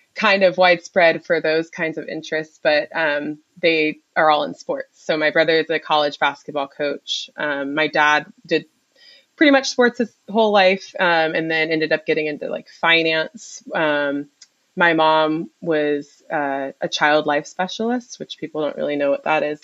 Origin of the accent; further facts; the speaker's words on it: Durham, North Carolina, United States; moved away as an adult; also born or lived in Ohio / Philadelphia; I'm from Durham. Okay. Um, I was born and raised there, 919 forever